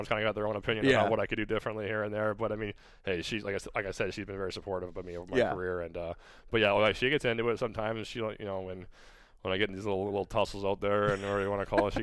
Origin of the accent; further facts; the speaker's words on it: Cambridge, Ontario, Canada; moved away as an adult; also born or lived in California; now in Fort Wayne, United States; I'm originally from Cambridge, Ontario